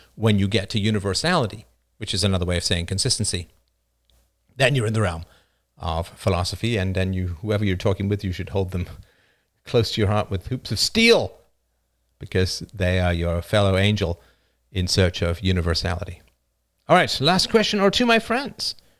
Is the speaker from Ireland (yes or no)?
yes; Ireland; moved away; also born or lived in North America; I wasn't born in North America. I was born in Ireland